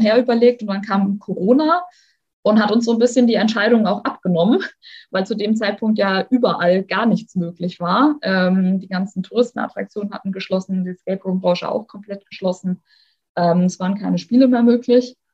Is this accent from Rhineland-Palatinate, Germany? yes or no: yes; Oppenheim, Rhineland-Palatinate, Germany; hier in meiner Heimat, äh, da gibt es ein total cooles Kellerlabyrinth. Das geht einmal komplett äh, durch die Altstadt. In Oppenheim war